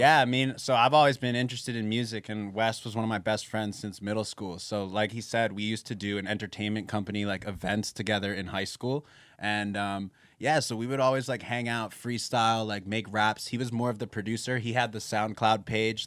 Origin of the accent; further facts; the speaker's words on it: Philadelphia, Pennsylvania, United States; we're from Philly